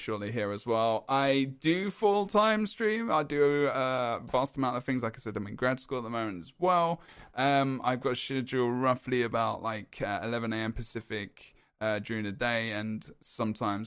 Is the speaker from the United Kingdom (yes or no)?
yes; England, United Kingdom; I'm English